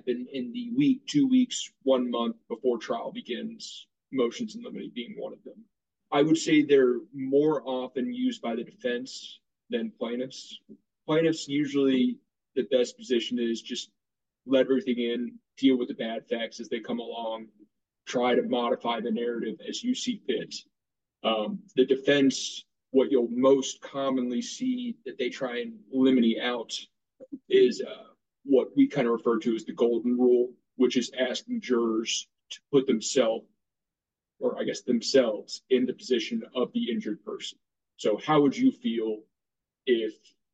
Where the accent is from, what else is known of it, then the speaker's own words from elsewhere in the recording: Dallas, Texas, United States; also born or lived in Michigan; I am born and raised in Dallas